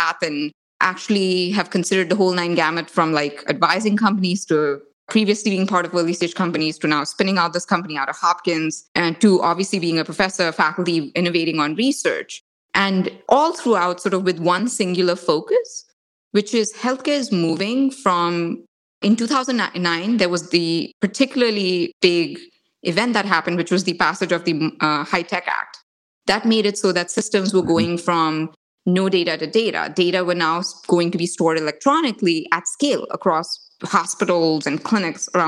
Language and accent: English; India; I grew up in India, in like a tiny little town in India.